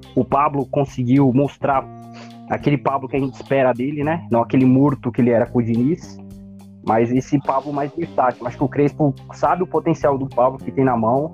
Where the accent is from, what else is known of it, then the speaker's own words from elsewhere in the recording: São Paulo, Brazil; eu estou aqui situado na, na zona leste de São Paulo, para ser mais exato aqui na Vila União